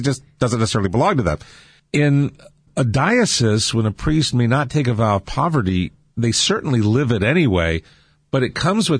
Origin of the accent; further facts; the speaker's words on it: Cerritos, California, United States; Cerritos. I grew up in Cerritos.